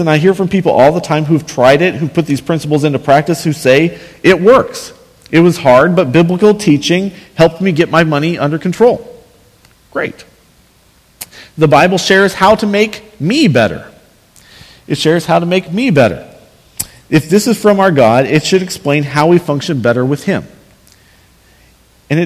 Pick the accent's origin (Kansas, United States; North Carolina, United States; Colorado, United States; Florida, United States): Kansas, United States; Northwest; where I grew up in Northwest Kansas, small towns that had football teams